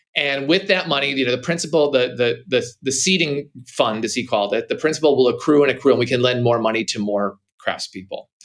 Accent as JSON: {"language": "English", "region": "Minnesota", "country": "United States", "tie": "born or raised there", "said": "growing up in Minnesota, I'm a northern, you know, American"}